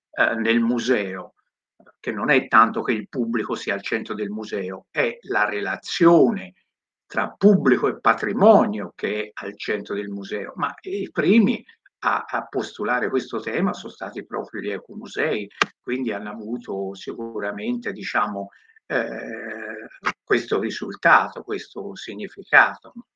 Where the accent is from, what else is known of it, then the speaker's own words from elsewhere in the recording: Tuscany, Italy; io che vengo dalla Toscana